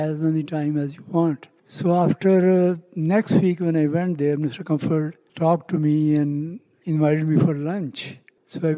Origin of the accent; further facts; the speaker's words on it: Pakistan; now in United States; I come from Pakistan. I came here at a very young age.